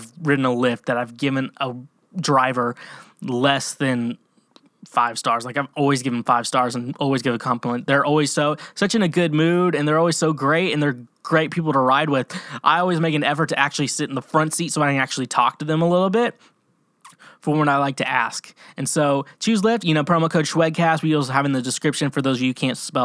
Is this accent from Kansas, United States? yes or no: yes; Kansas, United States; now in Nashville, United States; I'm from Kansas